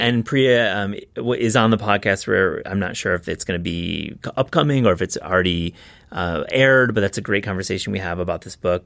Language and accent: English; West Michigan, United States; I'm from West Michigan